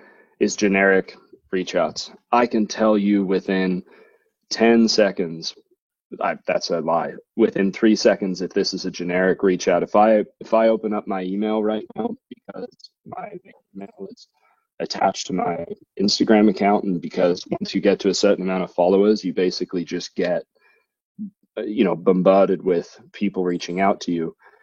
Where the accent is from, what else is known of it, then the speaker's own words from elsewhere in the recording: Thousand Oaks, California, United States; I see that you live in California. I grew up in Thousand Oaks.